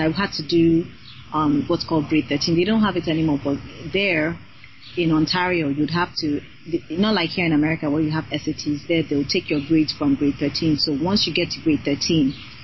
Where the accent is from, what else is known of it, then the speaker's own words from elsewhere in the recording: Nigeria; first language Yoruba; moved away as an adult; also born or lived in Canada; I went to my middle school and high school in Nigeria.